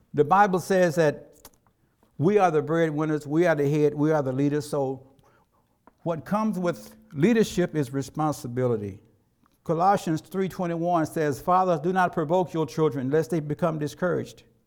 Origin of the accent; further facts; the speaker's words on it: Tennessee, United States; When I was growing up in Tennessee